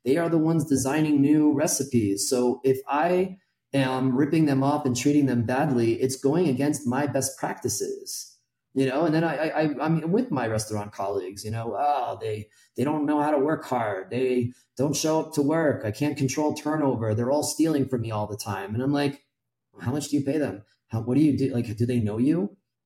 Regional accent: United States; moved away as an adult; now in Mexico City, Mexico; I'm American

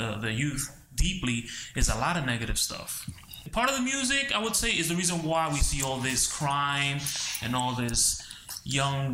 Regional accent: New York City, New York, United States; I grew up in Washington Heights in the 70s where there were a lot of gangs

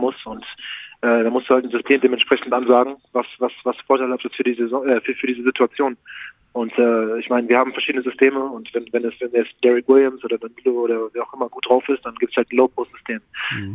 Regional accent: Berlin, Germany; now in Munich, Germany; Ich bin Berliner, ist meine Heimat

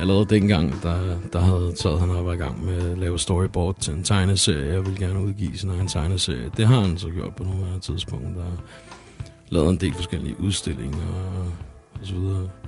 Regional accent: Copenhagen, Capital Region of Denmark, Denmark; jeg kommer over selv herude fra Yder Nørrebro, og jeg lige nu øh, vokser op herude

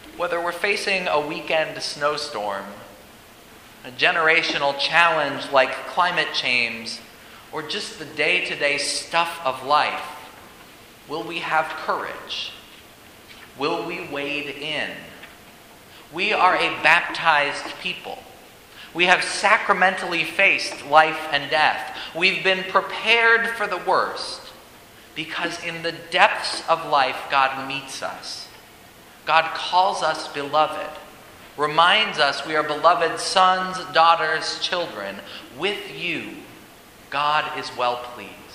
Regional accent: Colorado, United States; now in St. Louis, United States; As a Coloradan

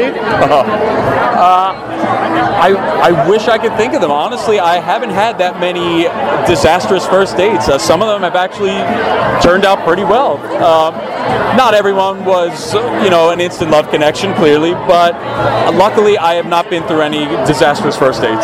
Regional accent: Philadelphia, Pennsylvania, United States; moved away as an adult; also born or lived in New York; now in Los Angeles, United States; I'm an East Coaster from Philadelphia, lived in New York for a while

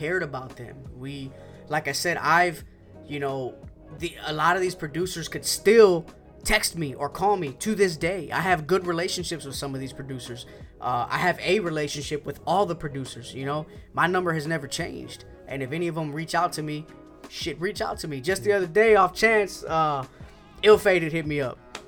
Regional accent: Houston, Texas, United States; we're from Houston, so you have a strong boom bap community down here

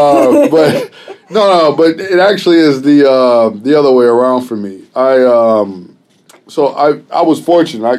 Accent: Chicago, Illinois, United States; I'm from Chicago, and that's an interesting place to be a teacher

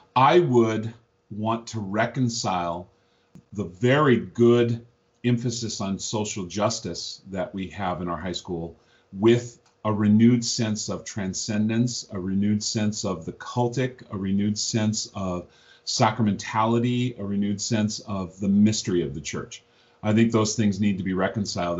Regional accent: Missoula, Montana, United States; I grew up in Missoula, Montana

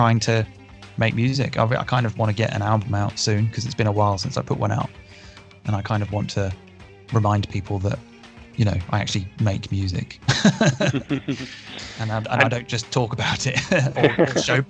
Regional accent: United Kingdom; as a British person

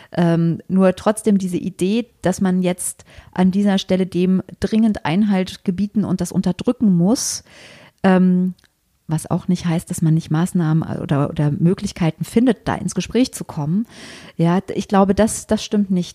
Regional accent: Germany; wir in Deutschland

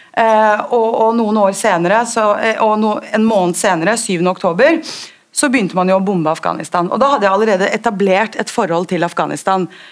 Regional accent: Oslo, Norway; jeg er født og oppvokst i Oslo, eh, på Grünerløkka

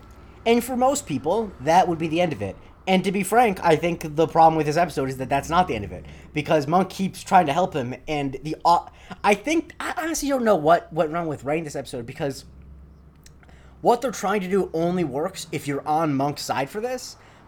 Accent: New York, United States; accent: New York; So I kind of just, like, smoothed out the New York parts of my accent, you know?

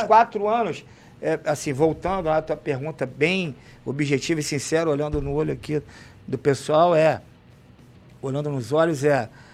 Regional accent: Rio de Janeiro, Brazil; eu nasci na Jorge Rude, fui criado no Morro da Mangueira, soltava pipa, jogava bola, ia pro Portão 18 jogar bola

